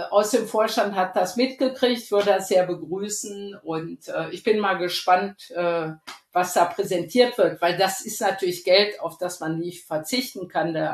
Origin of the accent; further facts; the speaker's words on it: Rhineland, Germany; Ich bin ja aus dem Rheinland und äh, wenn ich wenn dann schon mal rauskommt, dass ich äh, so dick Schalke bin oder mitfahre, was dann einige nicht verstehen